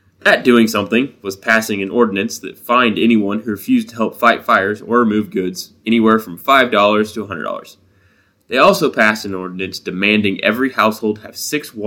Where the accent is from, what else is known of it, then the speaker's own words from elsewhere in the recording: Midwest, United States; I'm from the Midwest.